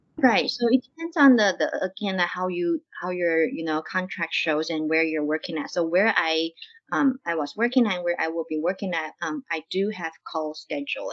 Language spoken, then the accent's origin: English; Taiwan; moved away as an adult; also born or lived in Cleveland, Ohio; now in Oregon, United States; I'm actually from Taiwan and I finished my undergrad in Taiwan